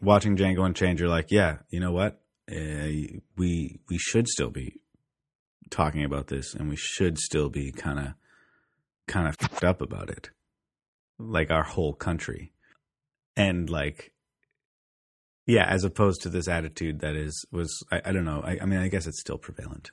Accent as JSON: {"language": "English", "country": "Canada"}